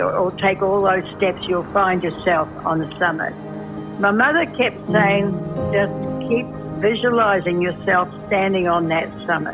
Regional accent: New Zealand; also born or lived in Washington State, United States; now in Washington, United States; I come from New Zealand, but I'm also an American citizen living in Washington State

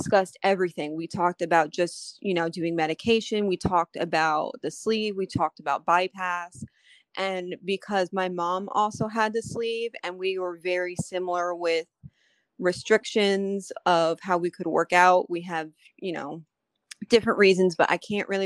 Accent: New York, United States; moved away as an adult; now in North Carolina, United States; I'm from New York. So we got married in New York and then we moved down here to North Carolina where we're at now

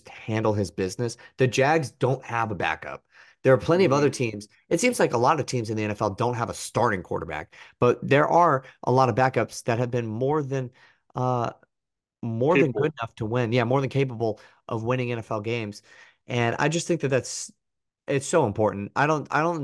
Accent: Tampa, Florida, United States; my hometown teams and maybe specifically the Bucks

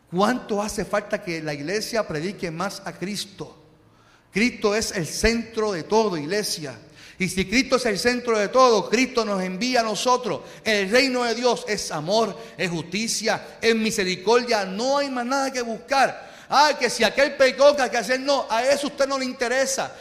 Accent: Carolina, Puerto Rico; yo soy de Carolina

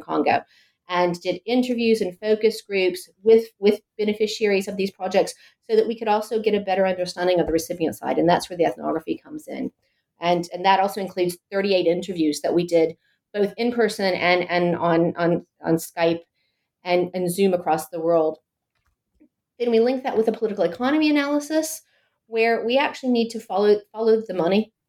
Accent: Chapel Hill, North Carolina, United States; accent: American; moved away as an adult; now in Copenhagen, Denmark; I'm actually American. I, I was born and trained in the US. I'm a political scientist uh, from Chapel Hill, North Carolina

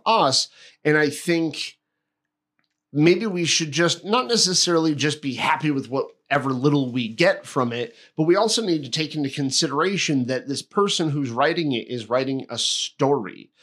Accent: Connecticut, United States; a town I grew up in in Connecticut

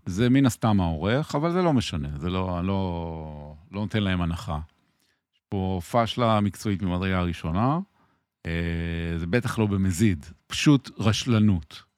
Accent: Tel Aviv, Tel Aviv District, Israel; אני גדלתי ברחוב ירמיהו בתל אביב, על גדת הירקון

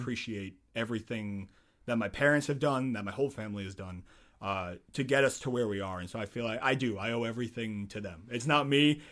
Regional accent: Nazareth, Pennsylvania, United States; I'm in Nazareth

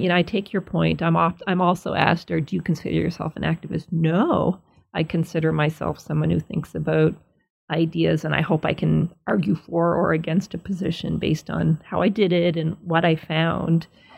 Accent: Nova Scotia, Canada; where I grew up in Nova Scotia is the same sort of whiteness.

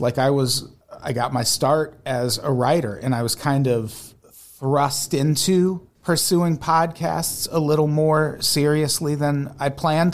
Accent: Peoria, Illinois, United States; also born or lived in Santa Monica / Burbank; now in Los Angeles, United States; I grew up in Peoria

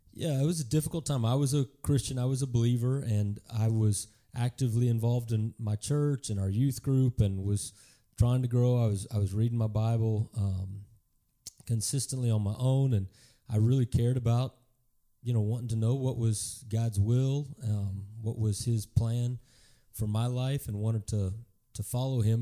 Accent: Garland, Texas, United States; also born or lived in Kansas; I grew up in Garland, uh, on the east side of Dallas

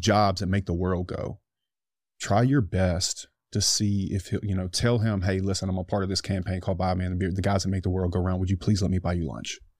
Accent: United States; I'm an American

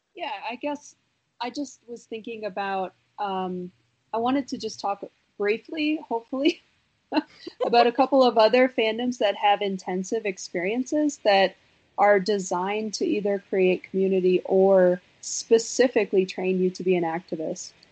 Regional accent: Wisconsin, United States; I'm from Wisconsin

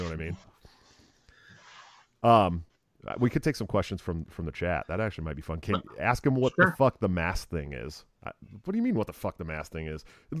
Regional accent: California, United States; we're both from California.

